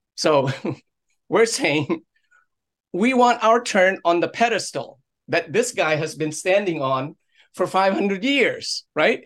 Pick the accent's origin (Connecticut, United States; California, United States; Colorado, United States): Connecticut, United States; Orange; my hometown of, of Orange